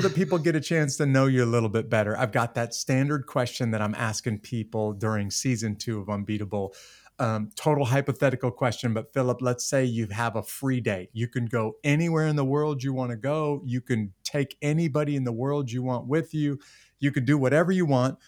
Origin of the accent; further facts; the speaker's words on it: United States; an American citizen